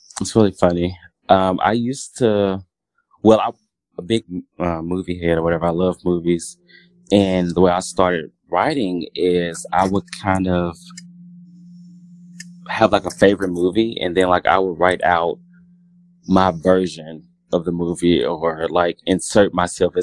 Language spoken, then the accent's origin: English; Louisiana, United States; moved away as an adult; now in Dallas, United States; I'm from Louisiana, born and raised